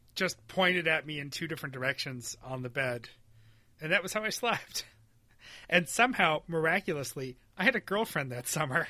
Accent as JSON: {"language": "English", "region": "Western New York", "country": "United States", "tie": "born or raised there", "said": "We never had air conditioning growing up in Western New York"}